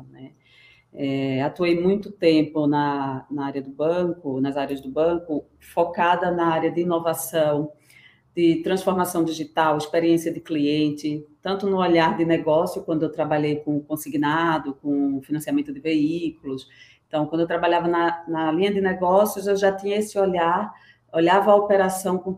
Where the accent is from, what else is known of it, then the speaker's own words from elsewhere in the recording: Recife, Pernambuco, Brazil; moved away as an adult; now in São Paulo, Brazil; Eu, eu sou pernambucana, tá? Eu vim de Recife, estou em São Paulo há 15 anos já.